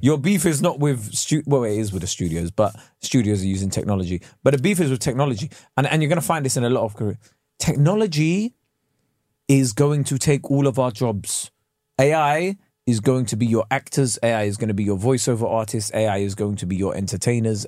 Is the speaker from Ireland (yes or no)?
no; England, United Kingdom; I am British